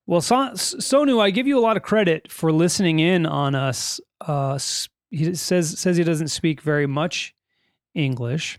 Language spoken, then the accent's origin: English; California, United States; We are from California in the United States